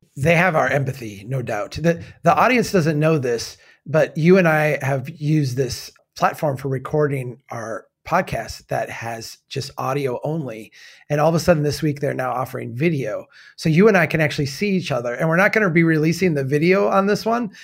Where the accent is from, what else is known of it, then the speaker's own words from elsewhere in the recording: Minnesota, United States; As a Minnesotan